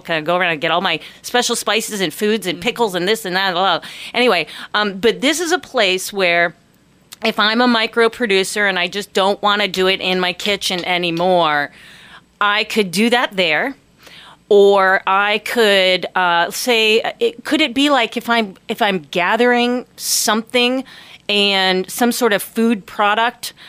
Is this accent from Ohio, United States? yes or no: yes; Ohio, United States; also born or lived in Tallahassee, Florida; now in Ketchikan, United States; I grew up in Ohio.